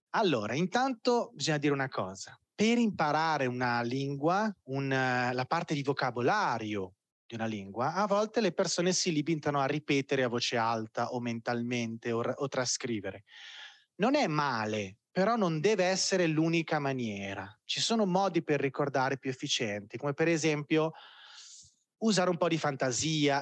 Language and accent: Italian; Italy; moved away as an adult; now in Belo Horizonte, Brazil; Io ho bisogno di conterranei qua a Bell'Orizzonte